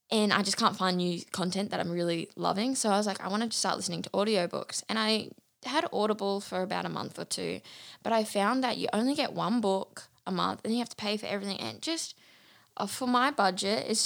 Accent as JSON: {"language": "English", "town": "Bundaberg", "region": "Queensland", "country": "Australia", "tie": "born or raised there", "also_born_or_lived": "Brisbane / Biloela", "said": "We also moved back to Bundaberg. So I was born in Bundaberg, raised here for a few years. Then we went to Brisbane, which is like very different to Bundaberg."}